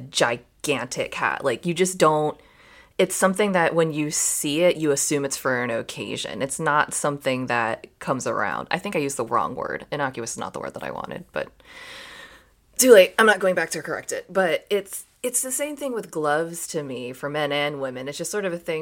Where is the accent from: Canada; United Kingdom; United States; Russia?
United States; Maryland; I'm from Maryland